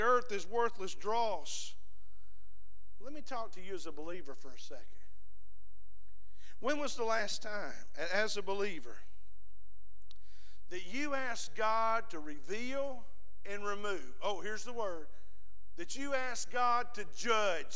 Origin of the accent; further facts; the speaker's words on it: the South, United States; We're from the South